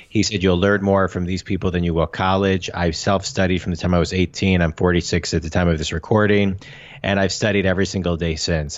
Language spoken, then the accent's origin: English; Michigan, United States; I'm from Michigan. I'm in, we're in Michigan now with our family